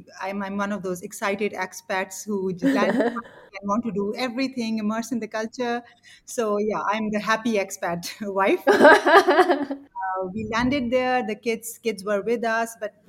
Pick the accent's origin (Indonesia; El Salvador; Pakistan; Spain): Pakistan; moved away as an adult; also born or lived in Kenya / Bangladesh / United Kingdom; now in Hong Kong; So I'm from Pakistan.